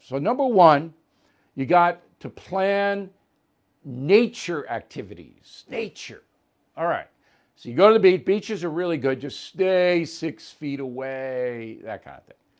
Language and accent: English; United States; an American who loves my country